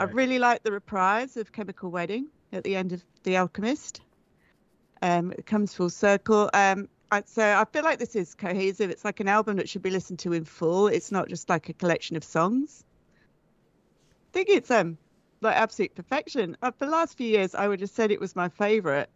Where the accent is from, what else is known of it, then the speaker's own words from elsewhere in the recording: England, United Kingdom; I'm from England